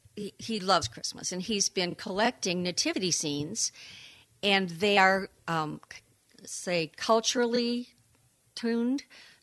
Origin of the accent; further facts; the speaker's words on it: Rosebush, Michigan, United States; now in Saugatuck, United States; I was born in Greater Downtown Rosebush, Michigan.